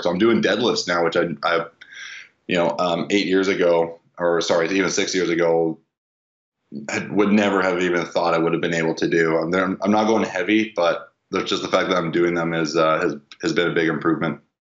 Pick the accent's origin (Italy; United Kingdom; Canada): Canada; Vancouver, British Columbia; I'm from Vancouver